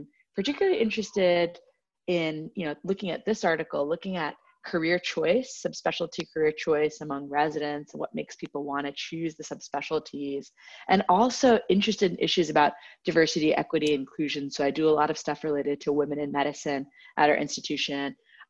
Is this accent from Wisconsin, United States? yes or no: yes; Kohler, Wisconsin, United States; now in San Francisco, United States; So I would say a fun fact is that I kind of grew up all over the world, but now the short answer is I'm from Kohler, Wisconsin, where they make the bathtubs and toilets.